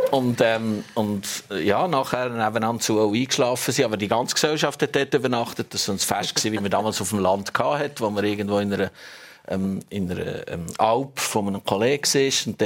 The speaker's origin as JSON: {"language": "German", "town": "Hasli", "country": "Switzerland", "tie": "born or raised there", "said": "Also wir kommen beide aus Hasli wirklich nach. Wir sind sogar miteinander in die Schule gegangen."}